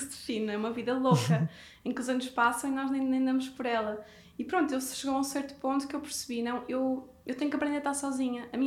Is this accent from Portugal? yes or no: yes; Porto, Norte, Portugal; moved away as an adult; also born or lived in Brazil; Eu, eu saí do Porto, eu fui com 20 anos sozinha para o Brasil.